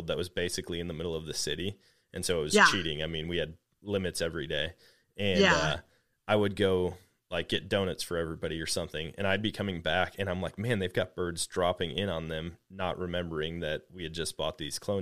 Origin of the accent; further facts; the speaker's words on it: Wisconsin, United States; growing up in Wisconsin